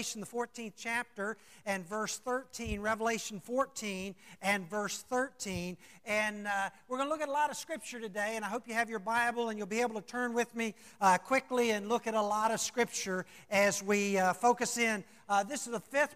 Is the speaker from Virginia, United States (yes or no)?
yes; Roanoke, Virginia, United States; also born or lived in Salem, Virginia; I came from Roanoke, Virginia, Salem, Virginia, down to Chesterfield